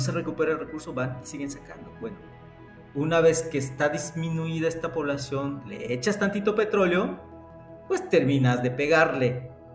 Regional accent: Yucatán, Mexico; te lo digo como mexicano, como yucateco

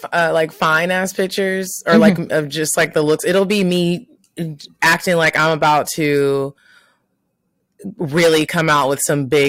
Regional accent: Texas, United States; he lived in Texas in my hometown

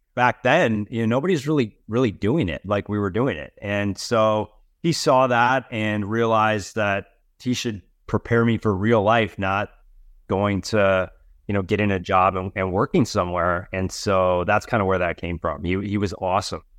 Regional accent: Wisconsin, United States; now in Los Angeles, United States; I am originally from Wisconsin

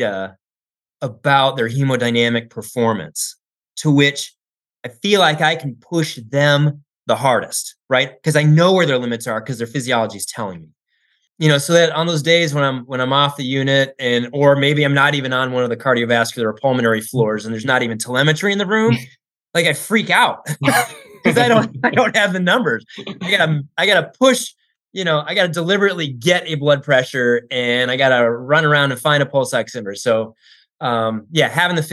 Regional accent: Tucson, Arizona, United States; I grew up in Tucson, and there's a Air Force base there

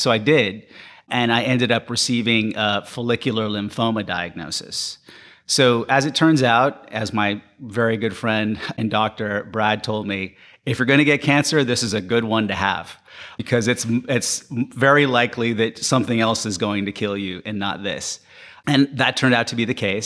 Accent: Panama; moved away; when I was growing up in Panama

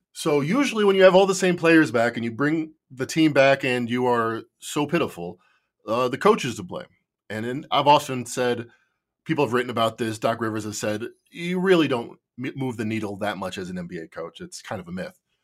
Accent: Chicago, Illinois, United States; I'm from Chicago

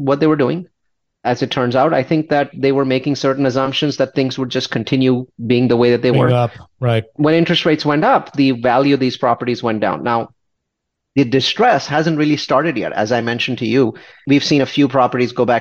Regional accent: India; I'm an Indian. I have this very conservative Indian mentality

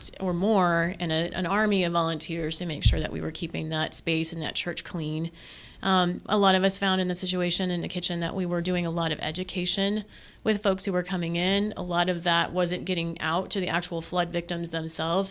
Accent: McCook, Nebraska, United States; now in Omaha, United States; I'm from Western Nebraska originally

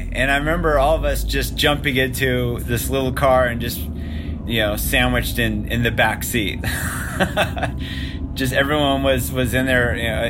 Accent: Palos Verdes, California, United States; we're from Palos Verdes.

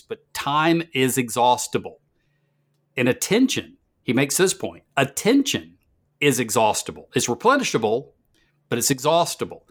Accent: the South, United States; I am from the South

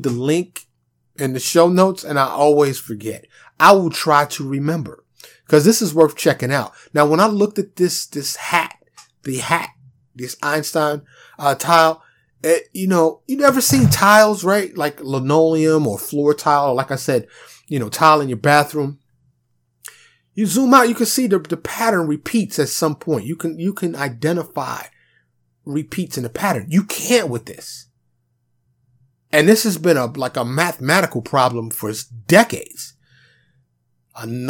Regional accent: New York City, New York, United States; moved away as an adult; now in Dallas, United States; Grew up around guns, growing up in Harlem and the Bronx in New York City.

